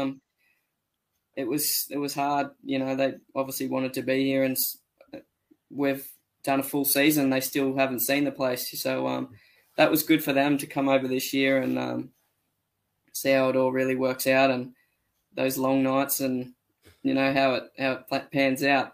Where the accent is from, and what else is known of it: Australia